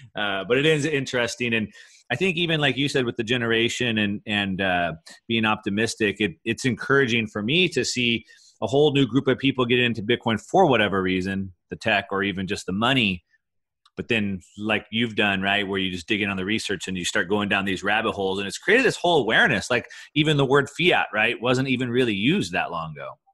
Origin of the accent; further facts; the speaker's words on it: Texas, United States; moved away; I grew up in Texas